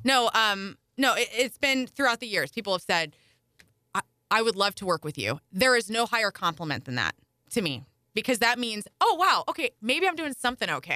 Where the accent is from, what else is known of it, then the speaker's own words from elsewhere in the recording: Carbondale, Illinois, United States; moved away; also born or lived in St. Louis, Missouri; I grew up down near Carbondale